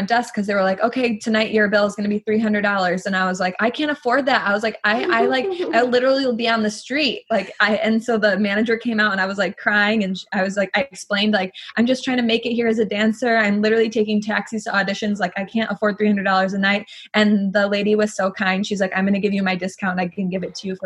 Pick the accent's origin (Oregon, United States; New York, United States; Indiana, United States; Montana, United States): New York, United States; Brockport; moved away as an adult; now in Las Vegas, United States; we were competitive dancers growing up in Brockport, New York, upstate New York